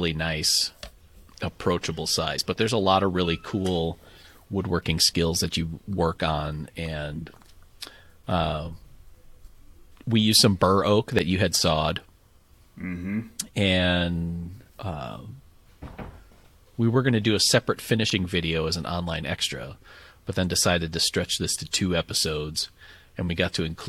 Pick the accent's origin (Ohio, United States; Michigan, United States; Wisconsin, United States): Wisconsin, United States; Appleton; my hometown in Appleton, Wisconsin